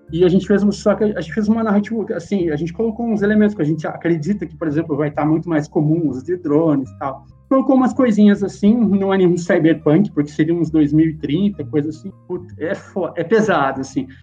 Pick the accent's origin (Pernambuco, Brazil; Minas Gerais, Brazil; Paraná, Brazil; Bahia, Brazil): Paraná, Brazil; Wenceslau Braz; moved away as an adult; now in São Paulo, Brazil; minha vilinha lá em Venceslau Braz, lá que é onde eu nasci. E lá a gente, a galera crescia soltando pipa e tal